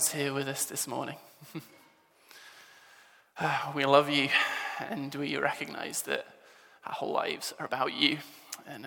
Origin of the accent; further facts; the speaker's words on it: England, United Kingdom; moved away as an adult; now in Scotland, United Kingdom; You can probably tell from the accent, I'm an Englishman.